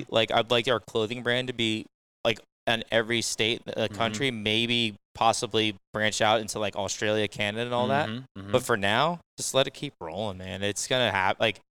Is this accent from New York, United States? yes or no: no; New Jersey, United States; now in North Carolina, United States; They had no idea I was from I was from Jersey.